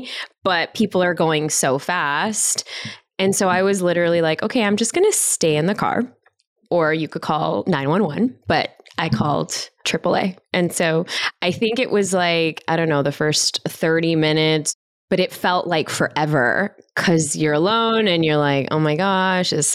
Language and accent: English; Chicago, Illinois, United States; I was born and raised in Chicago